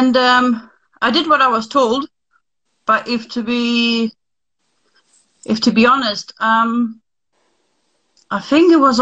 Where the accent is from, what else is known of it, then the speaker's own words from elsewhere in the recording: Lithuania; moved away; I was born in Lithuania. I'm sort of half Russian, half Lithuanian